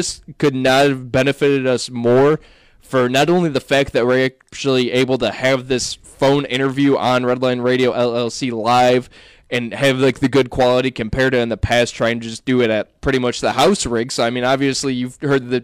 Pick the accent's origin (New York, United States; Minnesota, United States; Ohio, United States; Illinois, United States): Ohio, United States; Cleveland; we're all from Cleveland here